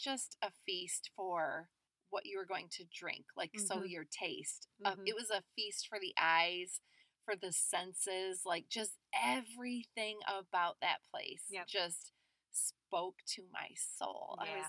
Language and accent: English; Chicago, Illinois, United States; oh my gosh, where are you from? And we say the Chicago area